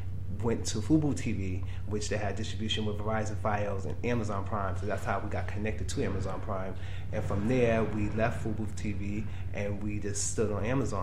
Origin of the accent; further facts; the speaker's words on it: New York City, New York, United States; born and raised in Brownsville, Brooklyn